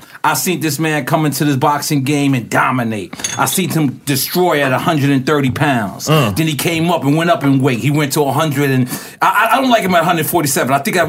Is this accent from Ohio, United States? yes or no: yes; Cincinnati, Ohio, United States